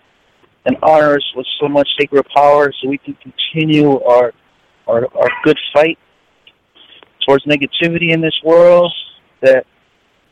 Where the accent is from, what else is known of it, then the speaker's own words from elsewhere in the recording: New York City, New York, United States; also born or lived in Puerto Rico; I'm from New York City.